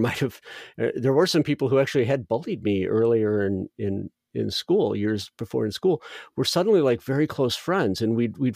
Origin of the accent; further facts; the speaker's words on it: Northwest Indiana, United States; I grew up in Northwest Indiana